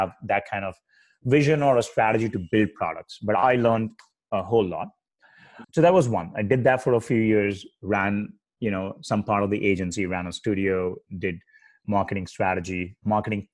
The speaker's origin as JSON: {"language": "English", "country": "India", "tie": "born or raised there", "moved": "as an adult", "lives_now": "United States", "said": "I grew up in India and I moved to the US in 2002"}